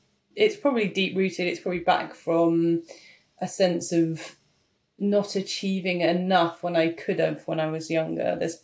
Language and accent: English; United Kingdom; No one wants that. We're British.